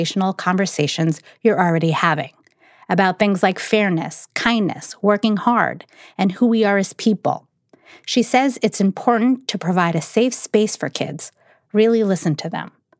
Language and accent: English; New York City, New York, United States; I was born in Brooklyn